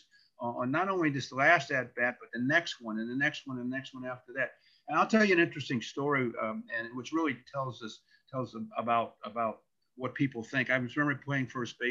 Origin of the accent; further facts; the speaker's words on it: St. Louis, Missouri, United States; growing up in St. Louis, where I in the Midwest